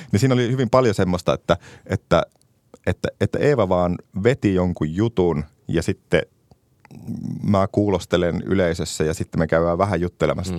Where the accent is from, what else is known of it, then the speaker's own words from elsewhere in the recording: Ristijärvi, Kainuu, Finland; also born or lived in Kajaani; Mä oon Kainuusta Ristijärveltä kotosi